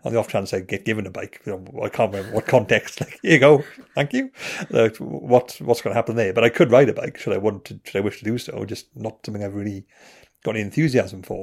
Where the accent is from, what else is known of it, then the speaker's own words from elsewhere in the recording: Wales, United Kingdom; I'm Welsh